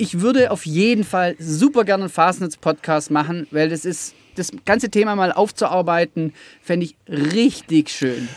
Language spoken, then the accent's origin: German; Rottweil, Baden-Württemberg, Germany; ich verstehe jeden Rottweiler, der vom, von, von den Zehenspitzen äh, bis zum Kopf ähm, da, da, drin aufgeht. Also ich habe das mit der Muttermilch aufgesogen